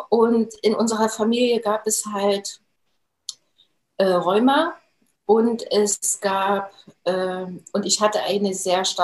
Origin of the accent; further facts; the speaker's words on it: Jena, Thuringia, Germany; Äh, ich bin gebürtige Thüringerin und habe auch äh, die Thüringer Kost äh, abbekommen in meinen jungen Jahren. habe dann im Institut für Transfusionswesen gearbeitet, da in Jena. Also ich komme aus Jena